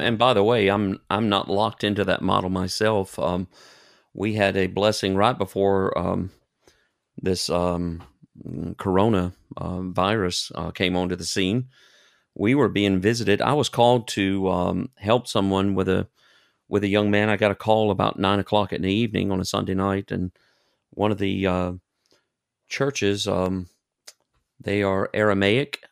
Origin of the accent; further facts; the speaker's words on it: United States; accent: American; moved away as an adult; now in Germany; I have an accent, and they know immediately that I'm an American